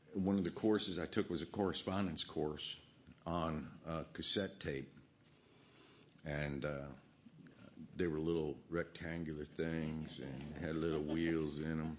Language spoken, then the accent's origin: English; Virginia, United States; growing up in Virginia, riding a horse